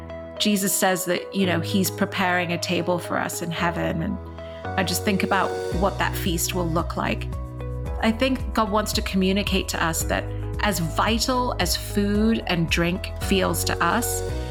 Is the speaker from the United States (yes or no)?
no; Dubai, United Arab Emirates; also born or lived in Mumbai, India; So I was born in India, in what's called Mumbai today, but will always be Bombay to me. I was born in India. I grew up in Dubai, in the Middle East, and I went to an English school there, which is why I still have a little bit of an accent.